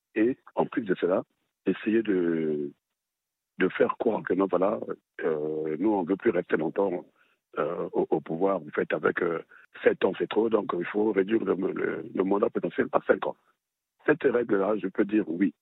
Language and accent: French; Republic of the Congo; chez moi au Congo-Brazzaville